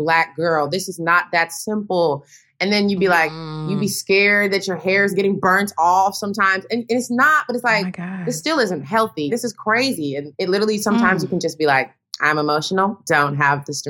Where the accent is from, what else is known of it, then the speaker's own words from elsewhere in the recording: Tennessee, United States; moved away; I come from Tennessee